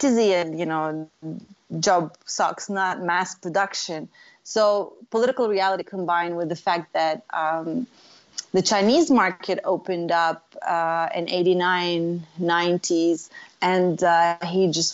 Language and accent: English; Beit Jala, Bethlehem Governorate, Palestine; moved away; also born or lived in Jerusalem / North Carolina / California; I was born in Jerusalem, and I was raised in a little town called Beit Jala. It's in the Bethlehem district, so it's really Bethlehem